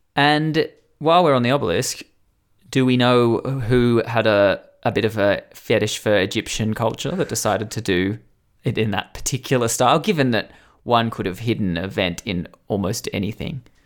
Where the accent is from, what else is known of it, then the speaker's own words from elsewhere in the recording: Newcastle, New South Wales, Australia; my hometown of Newcastle, New South Wales, has a enormous obelisk right near where I went to school